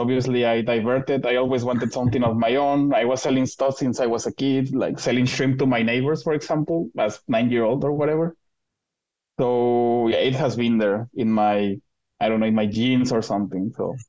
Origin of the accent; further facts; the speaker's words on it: Mexico; moved away as an adult; now in Zurich, Switzerland; I'm from Mexico.